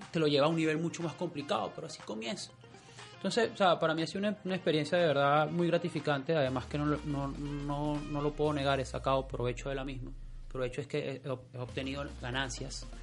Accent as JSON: {"language": "Spanish", "country": "Venezuela", "moved": "yes", "said": "mi país de origen, que es Venezuela"}